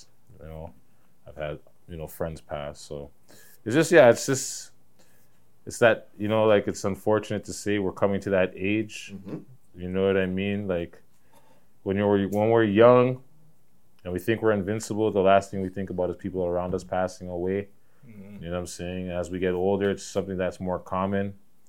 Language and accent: English; Toronto, Ontario, Canada; I'm from Toronto, bitch.